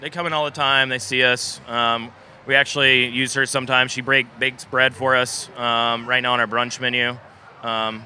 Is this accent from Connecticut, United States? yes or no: no; Clemson, South Carolina, United States; born or raised there; now in Charleston, United States